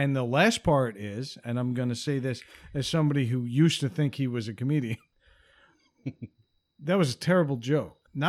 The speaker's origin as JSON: {"language": "English", "town": "Patchogue", "region": "New York", "country": "United States", "tie": "born or raised there", "said": "I grew up in a town, a small town, a little one horse town."}